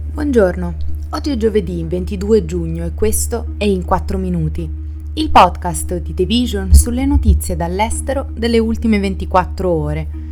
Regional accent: Italy

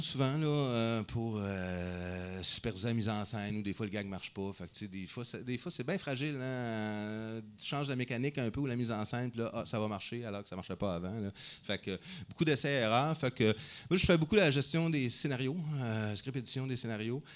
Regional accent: Montreal, Quebec, Canada; Montréal, euh, Québec, hein, Canada

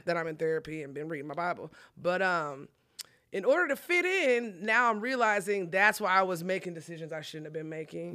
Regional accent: Collin County, Texas, United States; I'm from Collin County, but I'm at the age where I gotta pay for my own stuff

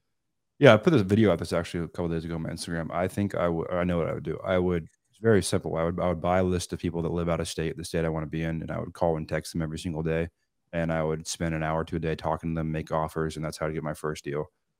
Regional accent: Seattle, Washington, United States; I'm not a Southern California kid. I'm from Seattle.

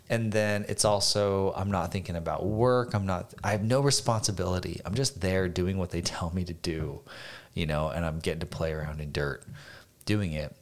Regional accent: Phoenix, Arizona, United States; moved away as an adult; growing up in Phoenix

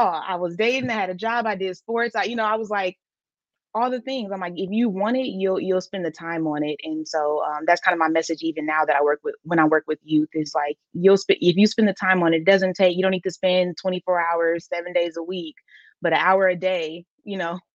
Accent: Milwaukee, Wisconsin, United States; I applied to every school outside of Milwaukee

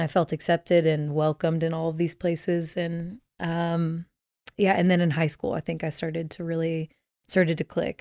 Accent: Dallas, Texas, United States; I grew up in Dallas, Texas

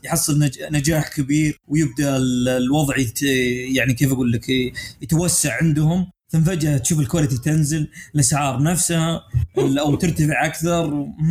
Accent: Saudi Arabia; عندنا في السعوديه

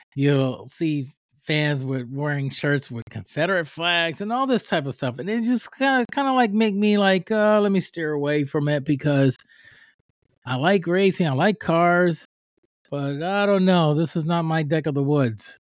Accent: Puerto Rico; now in United States; I'm from Puerto Rico, I'm from the island, and when I was raising up

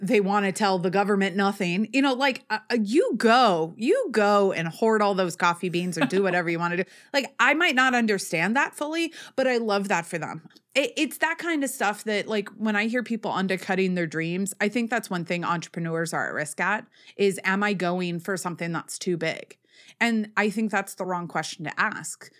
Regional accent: Northeast, United States; I am from the Northeast

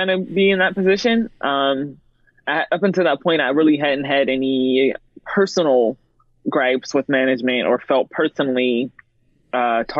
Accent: Pittsburgh, Pennsylvania, United States; I've grown up in Pittsburgh where it's been very segregated. I'm from Penn Hills

